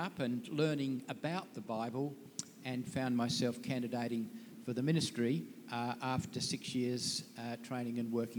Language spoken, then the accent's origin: English; Port Adelaide, South Australia, Australia; I grew up in Port Adelaide, which is the equivalent of Melbourne's Collingwood, and my parents moved into a new home around 46 after my dad was home from the Navy.